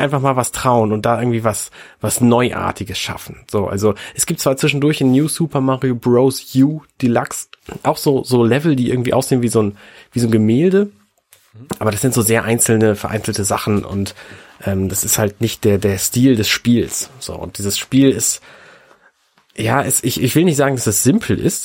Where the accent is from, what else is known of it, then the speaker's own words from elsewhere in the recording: Buxtehude, Lower Saxony, Germany; moved away; ich komme aus Buxtehude